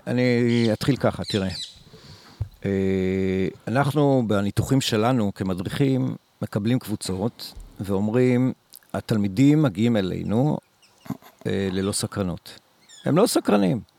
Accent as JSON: {"language": "Hebrew", "country": "Israel", "tie": "born or raised there", "also_born_or_lived": "Kibbutz Dan", "said": "כילד בקיבוץ, כילד שהוא לא לומד בכיתה, לומד הכל בחוץ, אה, מסתובב המון בתוך חצר הקיבוץ"}